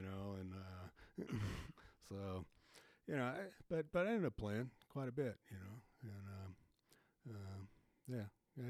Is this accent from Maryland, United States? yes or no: yes; Oxon Hill, Maryland, United States; This was back in Maryland, D.C. area, where I grew up.